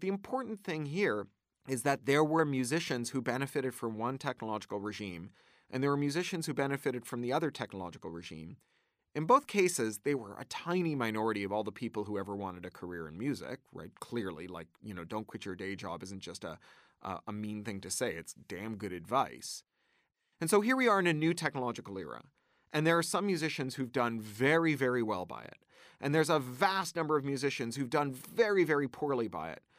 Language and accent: English; Canada; moved away as an adult; also born or lived in United Kingdom; I grew up in Canada, which has a robust arts funding, uh, regime